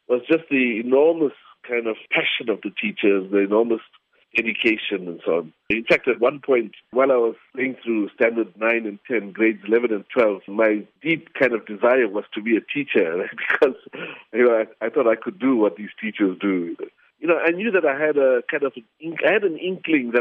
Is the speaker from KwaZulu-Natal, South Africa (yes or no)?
yes; Seven Oaks, KwaZulu-Natal, South Africa; also born or lived in Greytown, KwaZulu-Natal; I grew up in Seven Oaks, which is like a little farming centre in the Midlands, very close to Grey Town.